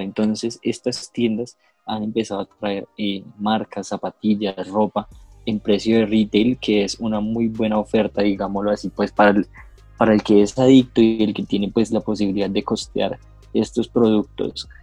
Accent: Bogotá, Colombia; nosotros somos de Bogotá

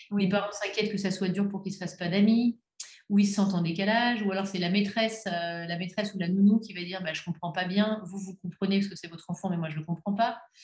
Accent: Belgium; je suis belge

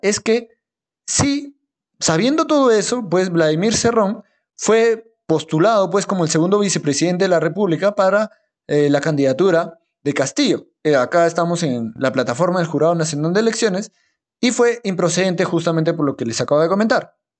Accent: La Oroya, Junín, Peru; Mi tierra, yo nací en Loroya, ahí a 3.800 metros sobre el nivel del mar

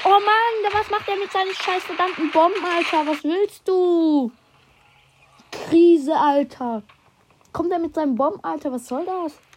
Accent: Switzerland; Komme ich aus der Schweiz

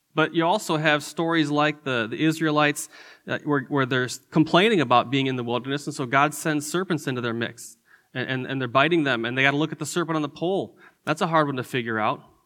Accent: Detroit, Michigan, United States; moved away as an adult; also born or lived in Chicago / Indiana / Albuquerque; now in Texas, United States; I grew up in Michigan. Uh, I grew up in the Detroit area

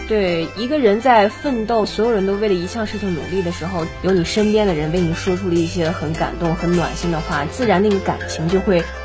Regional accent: Hebei, China; 我记得作为一个河北人

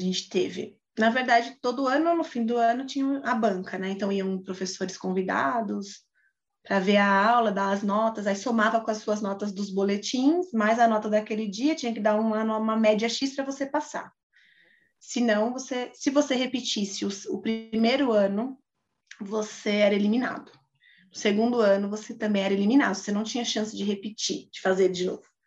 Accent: Osasco, São Paulo, Brazil; a gente é de Osasco

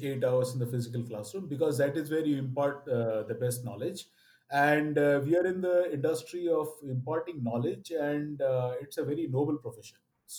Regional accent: Odisha, India; first language Oriya; English is a second language; Of course, I speak well Bengali and all of that. Oriya is my mother tongue.

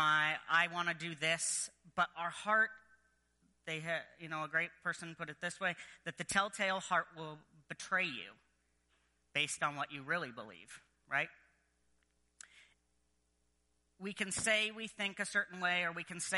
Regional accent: United States; I am American

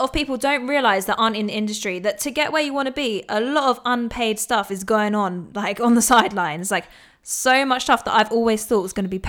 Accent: Cheshunt, East of England, United Kingdom; my hometown, Chesant, not so cool.

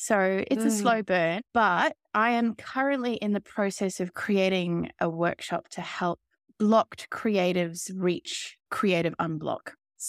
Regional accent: Australia; I come from Australia, particularly I'm living in outback Australia right now, in a very small town.

